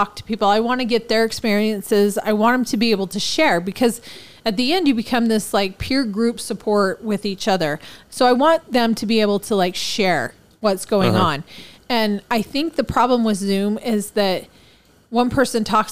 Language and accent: English; Missouri, United States; I was born in Missouri